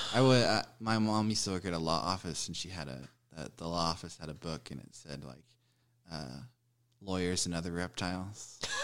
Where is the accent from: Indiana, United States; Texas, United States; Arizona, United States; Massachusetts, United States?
Texas, United States; Denton; moved away as an adult; now in Fort Worth, United States; I was born in Denton. I've lived in Fort Worth for about ten years.